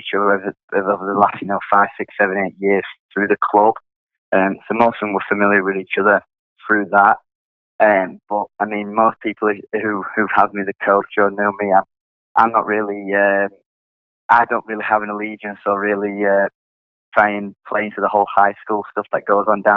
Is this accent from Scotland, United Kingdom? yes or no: no; Sheffield, Yorkshire and the Humber, United Kingdom; moved away as an adult; also born or lived in Connecticut, United States; now in New Orleans, United States; I'm from England, Sheffield, which is in the north of England. I grew up playing there